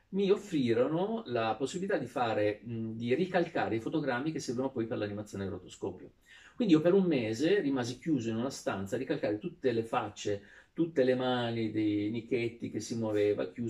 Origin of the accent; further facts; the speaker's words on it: Sardinia, Italy; da sardo granitico che arrivava, in, eh, arrivava, a Milano senza avere la capacità neanche di disegnare